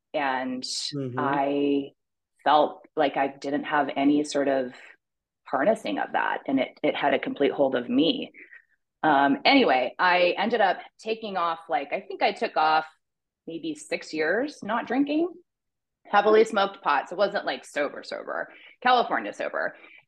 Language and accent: English; Pakistan; also born or lived in Toronto, Canada / Afghanistan; So I was born in Toronto. My parents are Christian missionaries, and I grew up in Pakistan and Afghanistan, dry countries, no alcohol.